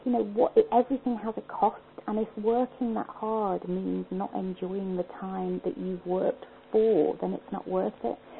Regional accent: Liverpool, North West England, United Kingdom; moved away as an adult; now in Scotland; I was born in Liverpool.

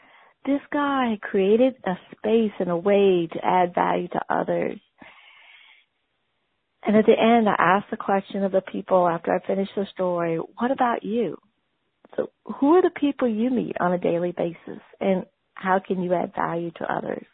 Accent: Gonzales, Louisiana, United States; my hometown is Gonzales, Louisiana.

